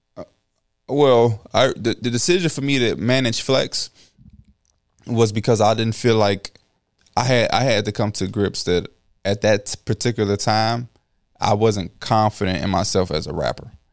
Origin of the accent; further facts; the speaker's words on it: Chicago, Illinois, United States; I'm from Chicago